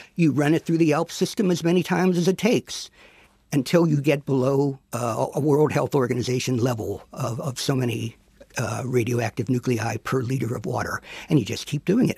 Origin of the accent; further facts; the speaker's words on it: Pennsylvania, United States; where I grew up in Pennsylvania